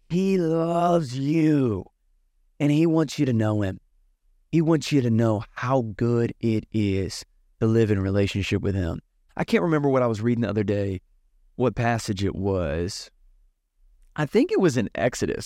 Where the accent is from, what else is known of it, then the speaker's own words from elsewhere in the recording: Southern Virginia, United States; I grew up in Southern Virginia